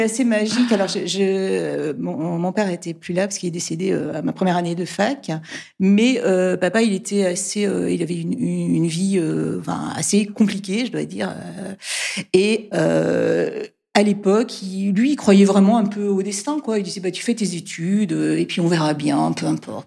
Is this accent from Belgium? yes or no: yes; Brussels, Brussels-Capital Region, Belgium; moved away as an adult; also born or lived in Egypt / Guadeloupe / Nantes; now in France; je suis bruxelloise, hein, enfin en tout cas j'ai, j'ai euh, grandi à Bruxelles